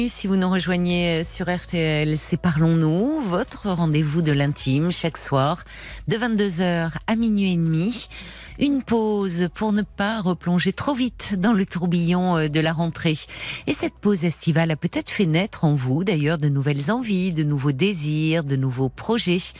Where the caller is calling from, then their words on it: California, United States; Donc, moi, je suis près de San Francisco.